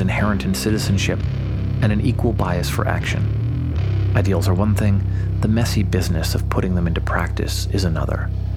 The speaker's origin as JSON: {"language": "English", "country": "United States", "said": "I had already owed that to my country, by virtue of my birth and the privilege of being American."}